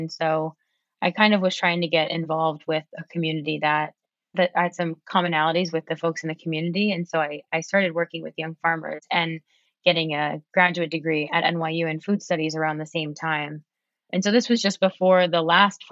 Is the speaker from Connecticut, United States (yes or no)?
yes; New Haven, Connecticut, United States; now in Arlington, United States; I am from a small city in Connecticut called New Haven